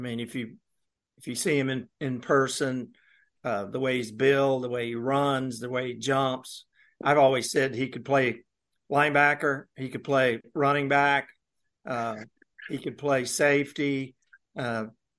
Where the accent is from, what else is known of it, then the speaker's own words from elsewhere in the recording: Mississippi, United States; moved away; I grew up in Mississippi